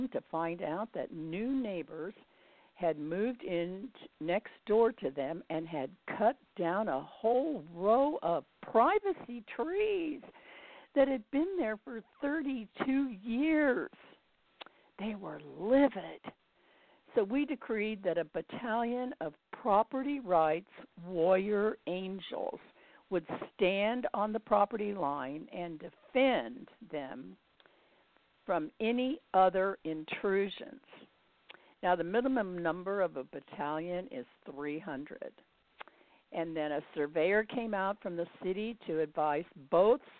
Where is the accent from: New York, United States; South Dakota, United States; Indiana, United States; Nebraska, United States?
Indiana, United States; Indianapolis; moved away; I'm from Indianapolis originally